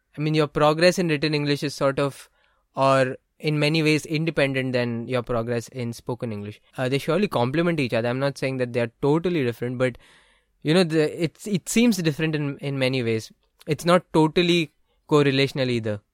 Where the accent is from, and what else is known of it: India; born or raised there; English is a second language